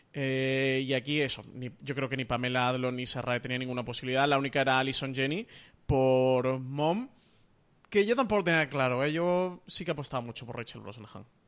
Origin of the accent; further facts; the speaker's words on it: Málaga, Andalusia, Spain; soy el malagueño de los tres